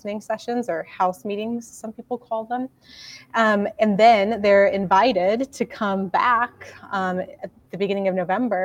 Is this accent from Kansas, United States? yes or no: yes; Mankato, Kansas, United States; now in Lincoln, United States; originally, I'm from Mankato, Kansas, which is about 2.5 hours south of Lincoln